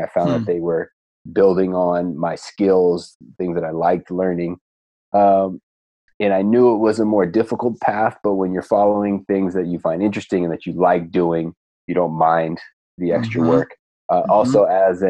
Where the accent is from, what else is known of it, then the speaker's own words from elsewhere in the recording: Stanford, California, United States; moved away as an adult; now in San Diego, United States; I grew up in the Stanford area